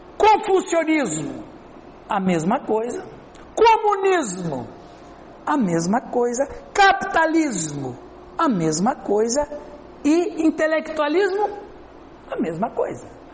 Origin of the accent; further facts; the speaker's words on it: Brazil; Pra nós do Brasil, que nós somos do Ocidente